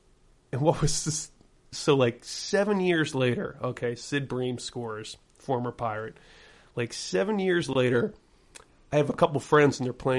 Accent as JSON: {"language": "English", "town": "Pittsburgh", "region": "Pennsylvania", "country": "United States", "tie": "born or raised there", "moved": "as an adult", "lives_now": "Los Angeles, United States", "said": "I grew up in Pittsburgh, and then I moved to LA about 2007, and then I moved briefly back to Pittsburgh"}